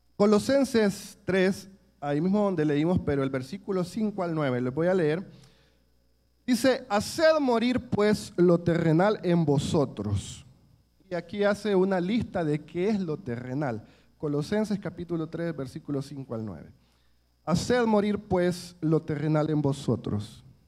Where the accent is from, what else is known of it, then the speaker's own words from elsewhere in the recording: El Salvador; nuestro país